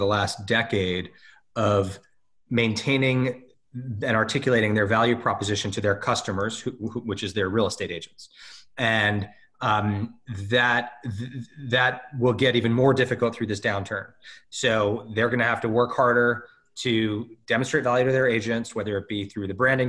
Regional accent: Los Angeles, California, United States; This is my hometown.

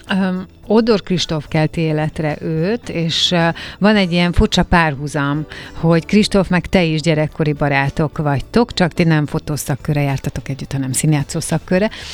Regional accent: Hungary; magyar vagyok én is

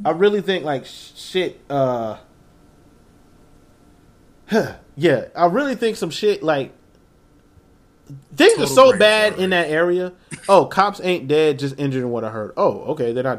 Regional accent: Blythewood, South Carolina, United States; I'm from Blythewood, which is like backwoods.

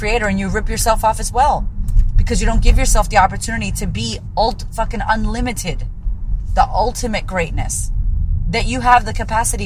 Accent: Puerto Rico; also born or lived in United States; now in Australia; a Puerto Rican woman living in Australia

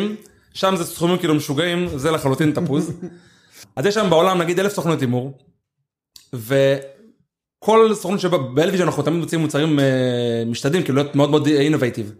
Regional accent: Ashkelon, Southern District, Israel; אני גדלתי באשקלון והתחנכתי באשקלון וכל החברים שלי אשקלונים

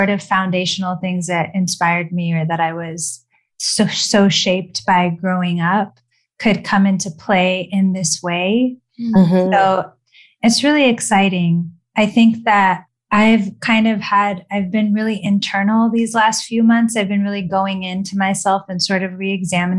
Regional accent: Los Angeles, California, United States; born and raised in LA.

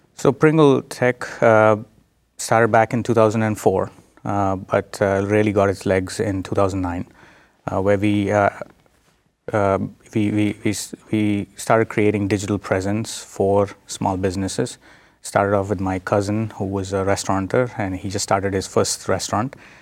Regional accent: India; moved away as an adult; also born or lived in South Dakota, United States; now in United States; I'm, uh, originally from India. I was born in India. I did my, uh, bachelor's, uh, in India and then moved to the United States.

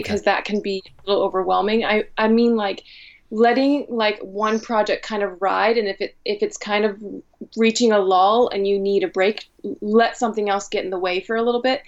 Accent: Helvetia, West Virginia, United States; also born or lived in Northfield, Minnesota / Chicago; I grew up in Helvetia

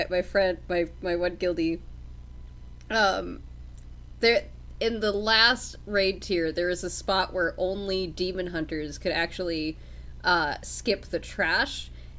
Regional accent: Canada; I don't care if I'm Canadian.

